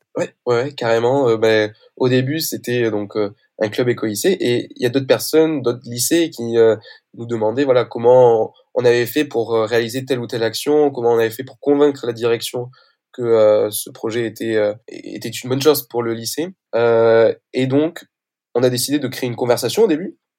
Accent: Toulouse, Occitania, France; moved away as an adult; now in Compiègne, France; j'ai été lycéen du coup à, Toulouse

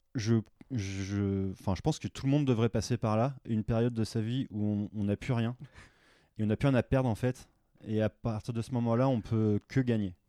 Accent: France; moved away as an adult; moi en tant que Français

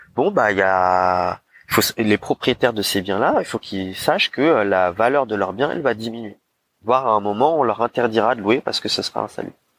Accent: Paris, Île-de-France, France; en tant que Parisien

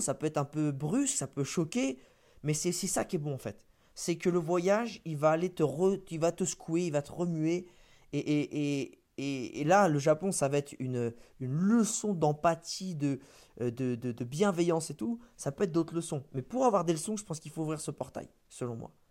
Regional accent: France; on est français

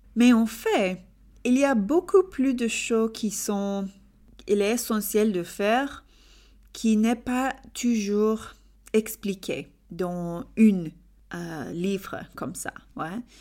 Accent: England, United Kingdom; French is a second language; je suis anglaise d'Angleterre

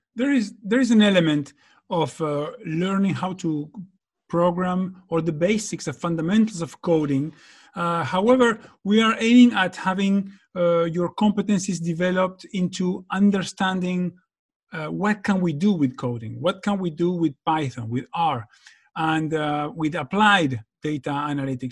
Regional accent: Argentina; moved away; I'm from Argentina myself

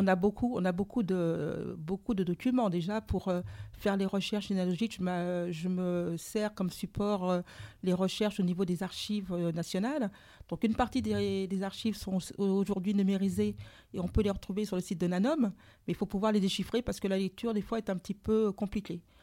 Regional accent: Martinique; also born or lived in Saint-Pierre, Martinique; je suis martiniquaise

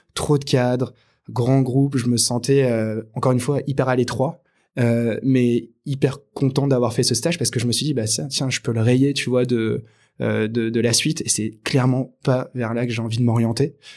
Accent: Angoulême, Nouvelle-Aquitaine, France; j'ai grandi à Angoulême donc une petite ville de Charente en France

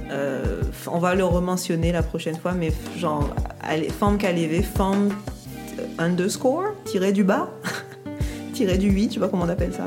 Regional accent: Guadeloupe; on est guadeloupéenne

